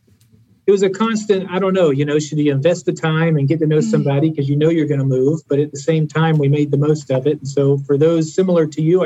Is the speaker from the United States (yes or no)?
no; Germany; By the time I went to college, I actually moved about 18 times, grew up in Germany, and I've lived truly all over the place.